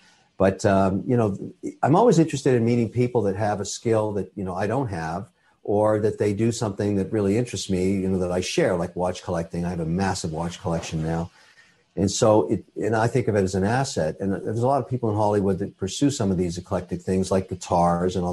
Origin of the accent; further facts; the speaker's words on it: Canada; I'm a Canadian citizen. I'm also Irish